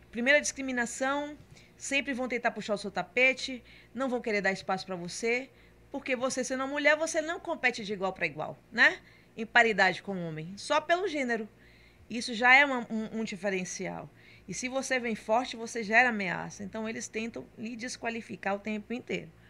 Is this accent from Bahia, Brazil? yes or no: yes; Salvador, Bahia, Brazil; born there; Então nasci em Salvador, tenho toda a relação com Camaçari, mas eu morava em Salvador, certo?